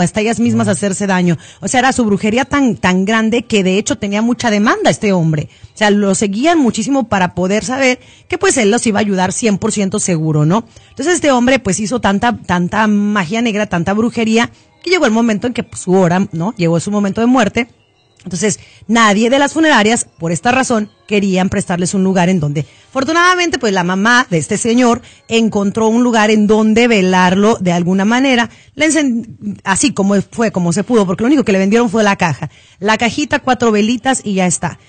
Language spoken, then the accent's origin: Spanish; León, Guanajuato, Mexico; allá en León, Guanajuato, de donde yo soy